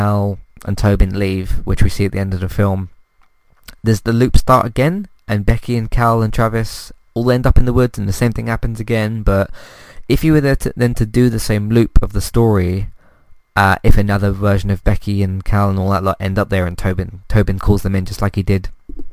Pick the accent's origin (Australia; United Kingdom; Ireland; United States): United Kingdom; as a British person